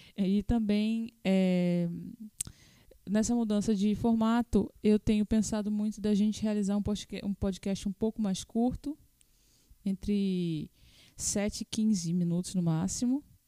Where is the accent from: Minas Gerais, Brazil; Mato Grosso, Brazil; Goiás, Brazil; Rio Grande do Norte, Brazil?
Rio Grande do Norte, Brazil; Natal; Natal, Rio Grande do Norte, né? Nós somos de Natal